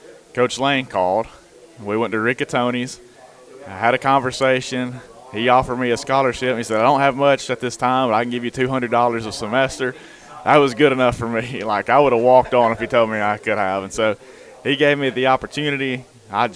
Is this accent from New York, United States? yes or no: no; Florence, Alabama, United States; my hometown, just to stay here amongst the city that I've grew up in. My whole life's been here